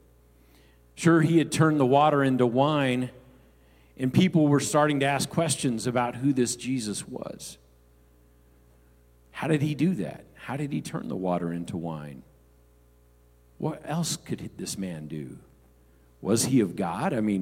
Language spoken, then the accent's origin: English; Los Angeles, California, United States; growing up in the Los Angeles area, Skid Row is a well-known area